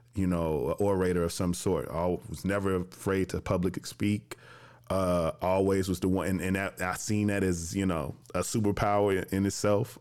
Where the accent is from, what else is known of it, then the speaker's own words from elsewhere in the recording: Jackson, Tennessee, United States; moved away as an adult; also born or lived in Chicago, Illinois; now in Atlanta, United States; I'm from Jackson, Tennessee